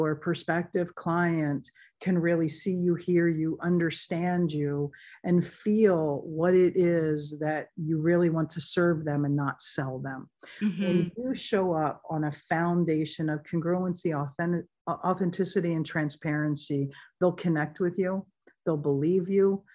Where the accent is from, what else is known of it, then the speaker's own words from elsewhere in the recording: San Diego, California, United States; I'm actually from San Diego. I grew up in Pacific Beach